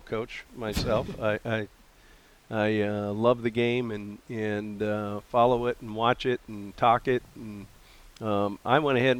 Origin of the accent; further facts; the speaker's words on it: Missoula, Montana, United States; moved away; my hometown of Missoula, Montana